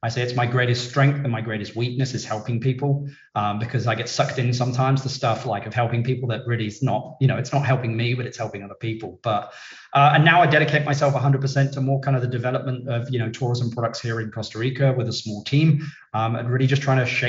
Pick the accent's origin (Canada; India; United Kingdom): United Kingdom; London; I'm originally from London, UK. Even now, Brits are asking me, even though they're asking me if I'm from South Africa and Australia